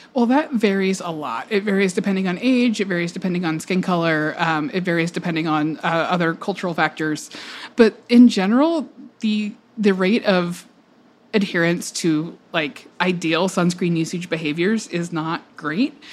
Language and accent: English; Georgia, United States; I grew up in Georgia, a lot of sun, a lot of outdoor time